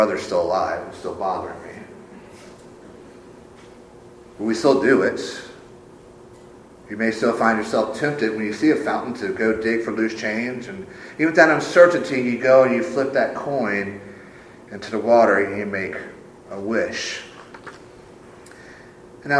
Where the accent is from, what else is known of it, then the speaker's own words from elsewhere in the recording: Sumter, South Carolina, United States; my hometown of Sumter